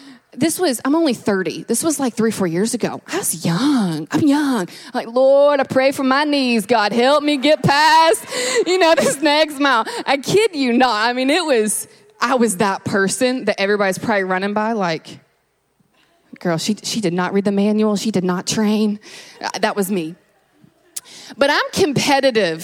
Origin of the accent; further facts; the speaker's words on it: Kentucky, United States; moved away; I'm originally from Kentucky